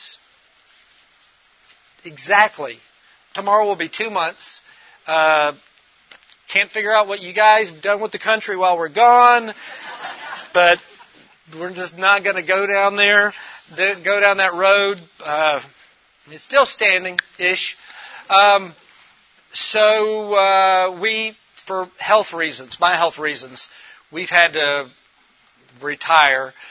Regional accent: Memphis, Tennessee, United States; I'm originally from Memphis, Tennessee

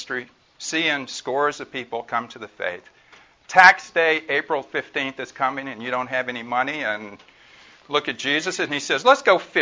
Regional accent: Mississippi, United States; now in California, United States; I'm originally from Mississippi

